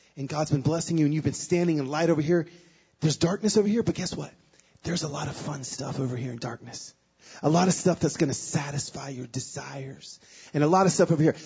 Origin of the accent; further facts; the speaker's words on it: Pico Rivera, California, United States; moved away; also born or lived in Nashville, Tennessee; I was born in Pico Rivera in East Los Angeles